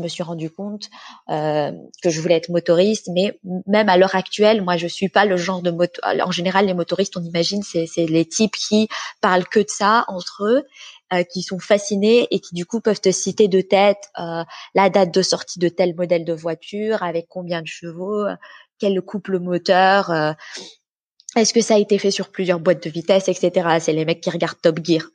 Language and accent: French; France; moved away as an adult; now in Sweden; je vis en Suède, mais je suis française, j'ai grandi j'ai été élevée, j'ai fait mes études en France